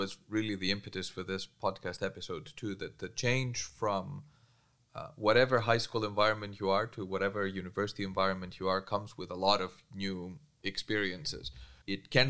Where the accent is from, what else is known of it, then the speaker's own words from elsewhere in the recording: Greece; moved away as an adult; also born or lived in England; now in Groningen, Netherlands; I did move from my home country, Greece, to England when I was 18